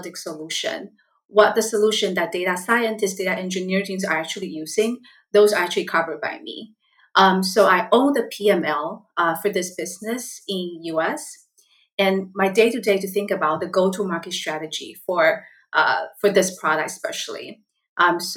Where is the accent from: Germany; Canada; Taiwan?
Taiwan; English is a second language; moved away as an adult; now in Seattle, United States; I was born and raised in Taiwan